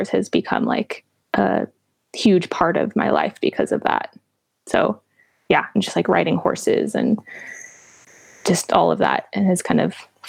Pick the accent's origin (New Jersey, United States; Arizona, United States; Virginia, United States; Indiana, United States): Arizona, United States; Flagstaff; also born or lived in Navajo Reservation, Arizona; I was born in Flagstaff, Arizona, which is in northern part of the state